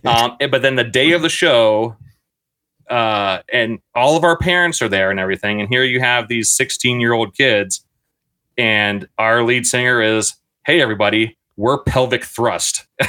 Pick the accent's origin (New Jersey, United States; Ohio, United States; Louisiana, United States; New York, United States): Ohio, United States; Reynoldsburg; the city I grew up in in Reynoldsburg, Ohio